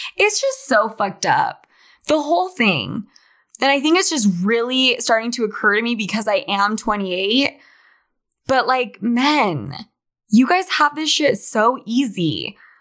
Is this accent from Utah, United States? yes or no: yes; Salt Lake City, Utah, United States; moved away as an adult; also born or lived in New York / Argentina; I was brought up in Salt Lake City, Utah